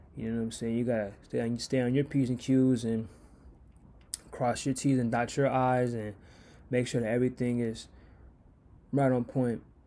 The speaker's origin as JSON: {"language": "English", "country": "United States"}